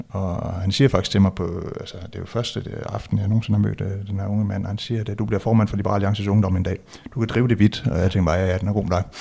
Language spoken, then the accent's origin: Danish; West Jutland, Denmark; jeg identificerer mig som, som dansker, som vestjyde, vil jeg må, måske endda sige